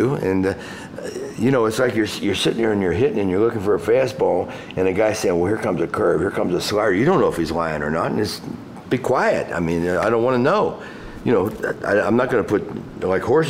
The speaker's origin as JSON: {"language": "English", "town": "Cincinnati", "region": "Ohio", "country": "United States", "said": "I'm from Cincinnati"}